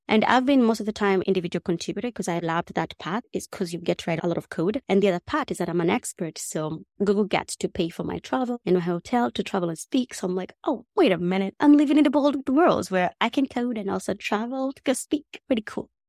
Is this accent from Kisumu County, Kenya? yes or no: no; Nairobi, Kenya; English is a second language; moved away as an adult; I grew up in Kenya, and I come from a pretty big family.